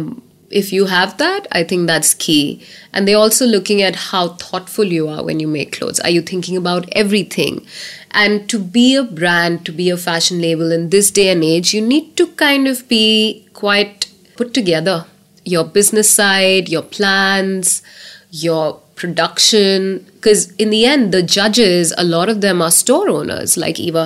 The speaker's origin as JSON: {"language": "English", "country": "India", "said": "I was from India"}